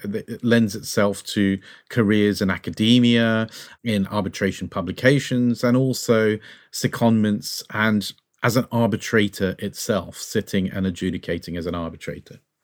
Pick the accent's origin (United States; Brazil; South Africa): Brazil; now in United Kingdom; I'm originally from Brazil